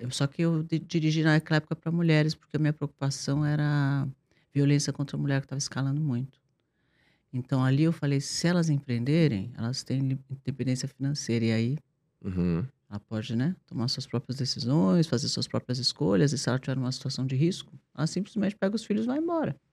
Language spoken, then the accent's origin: Portuguese; Brazil; sou brasileiro